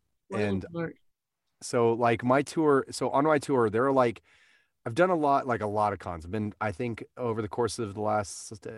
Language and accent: English; Verdigris, Oklahoma, United States; moved away; I'm originally from Verdigris. So it feels like my, you know, my hometown